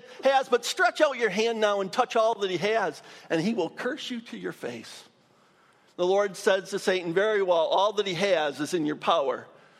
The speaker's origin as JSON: {"language": "English", "region": "Michigan", "country": "United States", "tie": "born or raised there", "also_born_or_lived": "Dayton", "moved": "as an adult", "said": "went back to my home state of Michigan"}